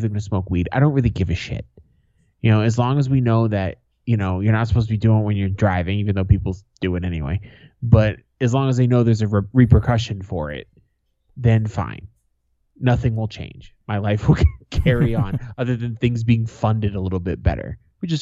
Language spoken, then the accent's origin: English; United States; I'm an American.